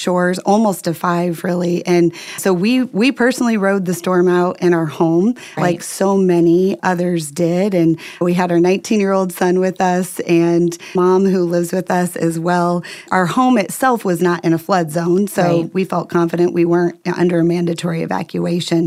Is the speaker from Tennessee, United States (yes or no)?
no; Indiana, United States; moved away as an adult; also born or lived in Southwest Florida; now in Florida, United States; We moved from Indiana, the only home we had ever known, packed up our Ryder truck and our 18-month-old son and moved to Southwest Florida